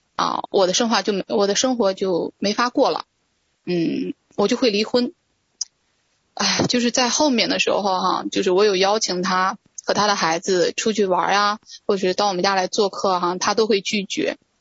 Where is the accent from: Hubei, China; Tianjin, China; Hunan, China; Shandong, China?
Shandong, China; also born or lived in Beijing; now in Jinan, China; 我之前呢，是一直在北京生活，呃，二零一八年下半年的时候呢，神对我说让我回到，呃，山东济南。啊，啊，我，我老家是山东的